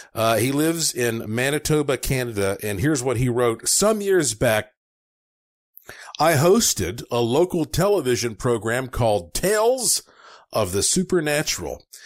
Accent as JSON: {"language": "English", "town": "Asheville", "region": "North Carolina", "country": "United States", "tie": "born or raised there", "said": "my hometown of Asheville, North Carolina"}